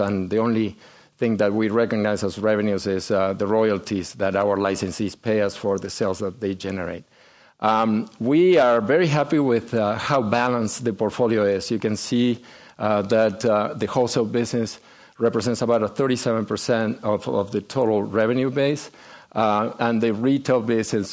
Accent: Argentina; moved away as an adult; we are both from Argentina, and uh, we grew up there

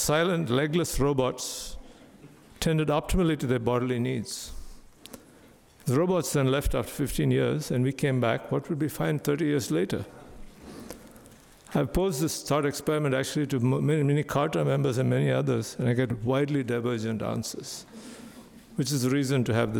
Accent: India; growing up in India

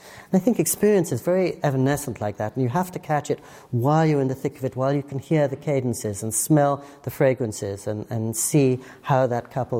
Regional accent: England, United Kingdom; Growing up in England, I never learned to type.

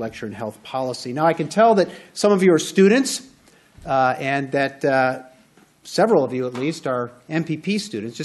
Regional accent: outside of Chicago, Illinois, United States; moved away as an adult; now in California, United States; I was raised outside of Chicago.

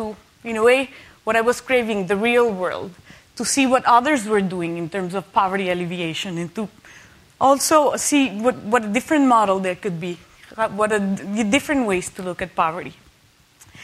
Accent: Mexico; growing up in Mexico in a Catholic country

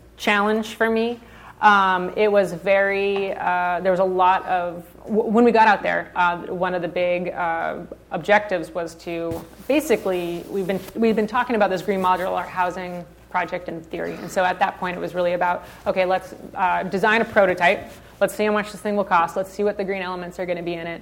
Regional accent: Santa Barbara, California, United States; also born or lived in Nashville, Tennessee; I was born and raised in Santa Barbara

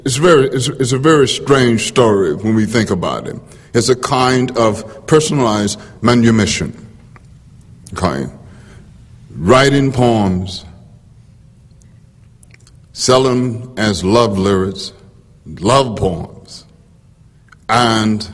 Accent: Bogalusa, Louisiana, United States; moved away; growing up in Bogalusa, Louisiana

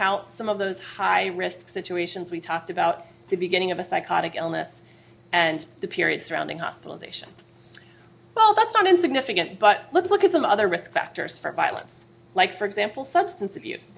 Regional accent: California, United States; as a Californian

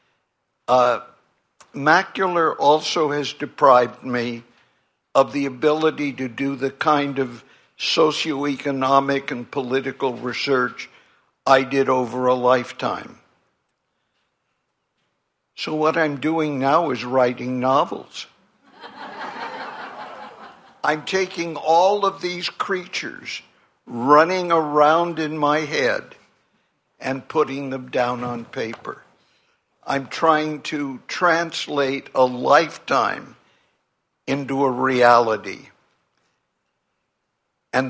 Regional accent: California, United States; I grew up in California with 6 million people, essentially white, Protestant, middle class

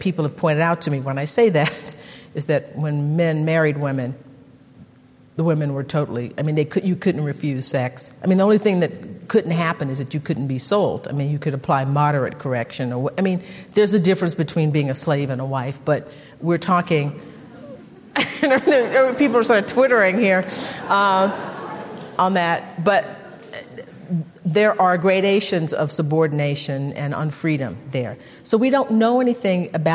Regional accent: Texas, United States; I'm from Texas

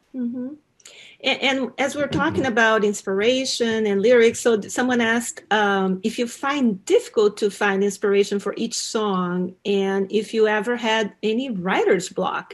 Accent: Brazil; I grew up in Brazil. I'm from Brazil, but my dad is from Bolivia.

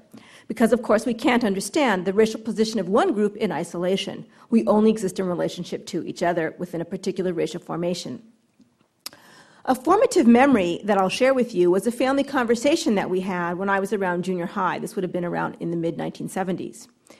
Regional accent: Southern California, United States; I grew up here in Southern California

